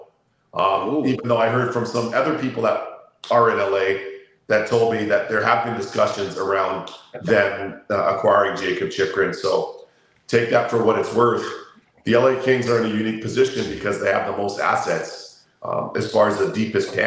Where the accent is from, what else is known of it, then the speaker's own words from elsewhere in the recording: Toronto, Ontario, Canada; I'm from Toronto